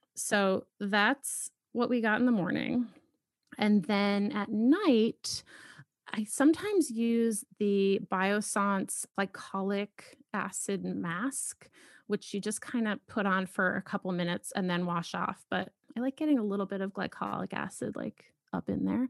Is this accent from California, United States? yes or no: no; Boston, Massachusetts, United States; moved away as an adult; also born or lived in Philadelphia / New York; now in Los Angeles, United States; I grew up in Boston